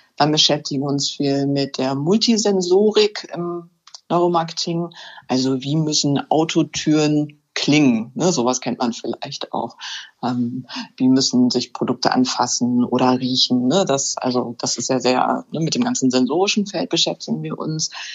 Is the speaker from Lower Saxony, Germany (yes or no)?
yes; Hänigsen, Lower Saxony, Germany; now in Burgdorf, Germany; Ich komme ursprünglich aus Henigsen